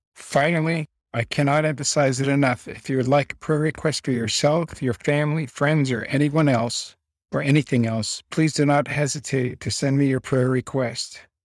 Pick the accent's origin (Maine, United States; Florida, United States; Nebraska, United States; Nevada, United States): Nevada, United States; Las Vegas; also born or lived in Belleville, New Jersey; My parents, along with me and my sister, moved to Las Vegas, Nevada in nineteen sixty-nine